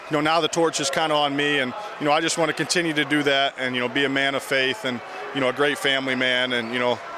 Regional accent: Fishers, Indiana, United States; I grew up in Fishers, and I've been able to come back and play, you know, close to home

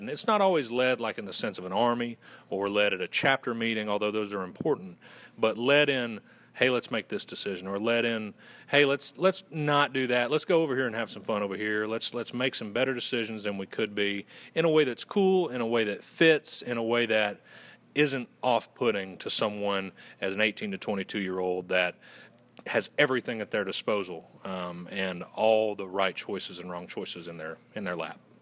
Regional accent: Western North Carolina, United States; accent: Southern; I'm originally from Western North Carolina

